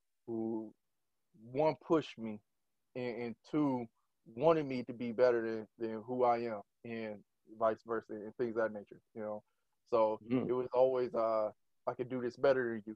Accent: Detroit, Michigan, United States; I am from the west side of Detroit, Michigan

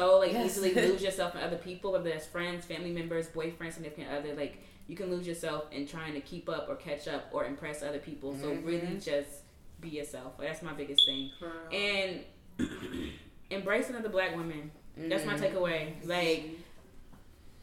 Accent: the South, United States; I'm from the South. So, like, in the South, you had to be a certain way

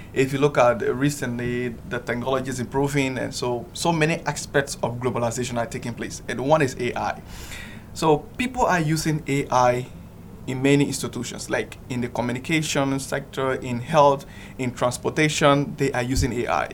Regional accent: Liberia; moved away as an adult; now in Yogyakarta, Indonesia; I'm from the Republic of Liberia, West Africa

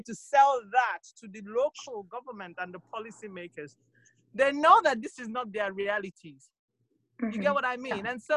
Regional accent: Nigeria; as a Nigerian

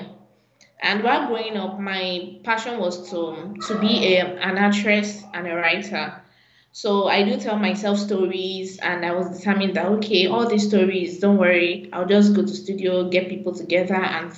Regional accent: Ibadan, Oyo, Nigeria; I was born in Ibadan.

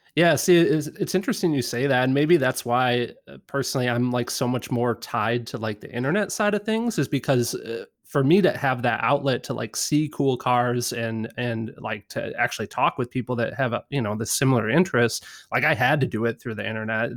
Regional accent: Midwest, United States; I grew up in the Midwest

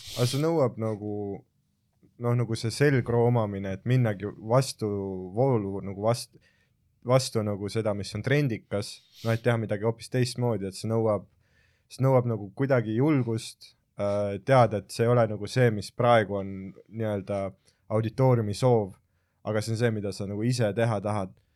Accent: Jõhvi, Ida-Viru County, Estonia; ma olen Jõhvist pärit

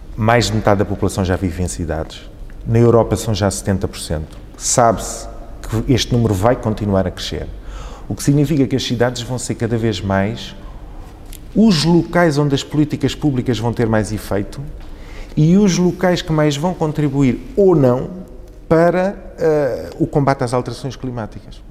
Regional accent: Vila Franca de Xira, Lisbon, Portugal; also born or lived in Beira, Mozambique; eu fui viver para Vila Franca, onde cresci

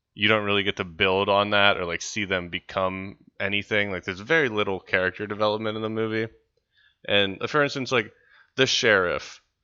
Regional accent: West Virginia, United States; I'm from West Virginia.

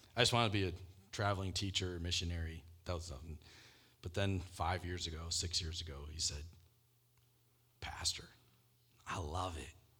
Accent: Michigan, United States; moved away as an adult; also born or lived in Denver, Colorado / Brazil; I grew up in Michigan

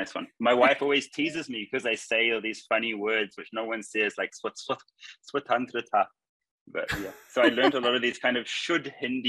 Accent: New Zealand; moved away as an adult; now in India; where I'm from New Zealand.

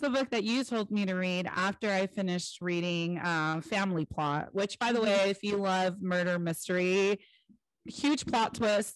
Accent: California, United States; I'm from California.

